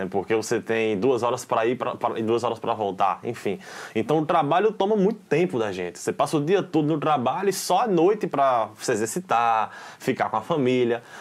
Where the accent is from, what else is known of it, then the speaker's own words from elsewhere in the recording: Arcoverde, Pernambuco, Brazil; now in Recife, Brazil; eu, moro em Recife atualmente, mas eu nasci, sou original de Arco Verde, no interior.